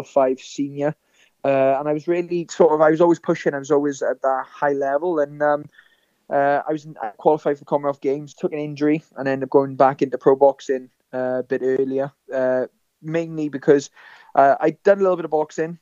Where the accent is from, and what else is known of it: Blaenavon, Wales, United Kingdom; born or raised there